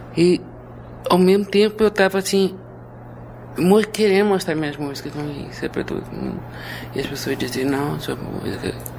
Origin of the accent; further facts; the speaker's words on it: Minas Gerais, Brazil; moved away; also born or lived in Rio de Janeiro; eu tenho uma alma mineira, fui criada lá, quer dizer, foi lá que aprendi a ler